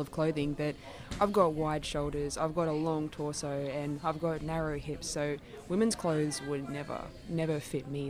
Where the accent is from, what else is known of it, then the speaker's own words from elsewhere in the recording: regional Queensland, Australia; moved away; I'm originally from regional Queensland